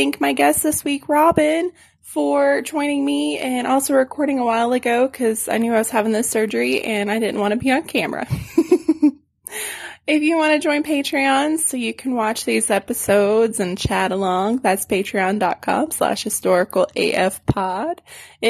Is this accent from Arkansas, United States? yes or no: yes; Arkansas, United States; now in San Antonio, United States; my hometown at Bull Shoals Lake